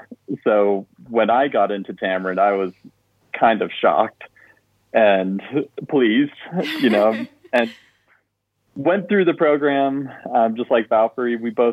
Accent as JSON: {"language": "English", "town": "Orem", "region": "Utah", "country": "United States", "moved": "yes", "said": "I'm originally from Orem, Utah, and studied printmaking at Brigham Young University, did my master's degree at Illinois State University"}